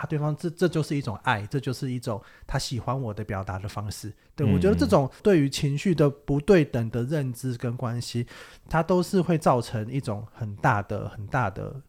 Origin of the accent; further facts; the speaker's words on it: Kaohsiung, Taiwan; 我高雄人。